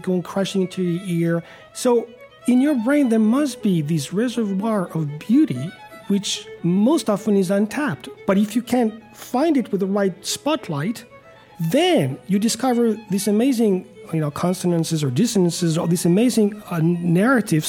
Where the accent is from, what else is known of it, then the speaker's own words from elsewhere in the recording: Paris, Île-de-France, France; moved away; I grew up in Paris, in France